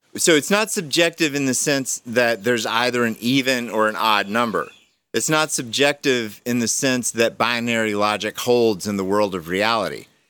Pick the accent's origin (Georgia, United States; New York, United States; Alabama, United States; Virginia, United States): Georgia, United States; I was raised in Georgia with a pastor dad